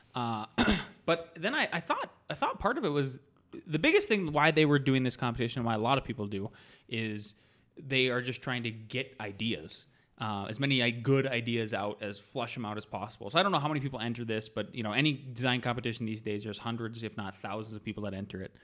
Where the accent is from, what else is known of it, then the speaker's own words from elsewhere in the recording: North Dakota, United States; I was born and raised in North Dakota